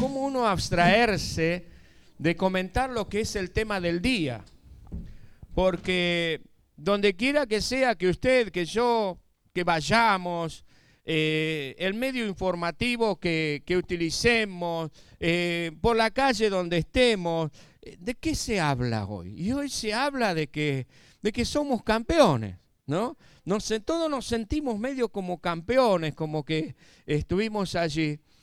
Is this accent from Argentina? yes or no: yes; Argentina; los que estamos acá somos argentinos.